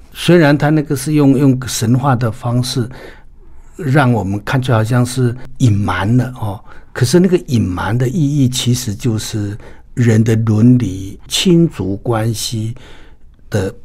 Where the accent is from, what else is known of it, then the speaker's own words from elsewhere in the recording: Taiwan; 我们台湾的所有的汉人朋友